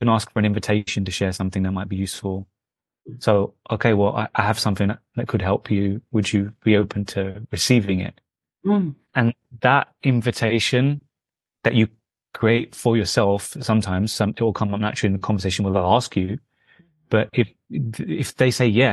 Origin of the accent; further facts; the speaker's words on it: London, United Kingdom; My background is Indian, from the north of India and Punjab, but I was born in London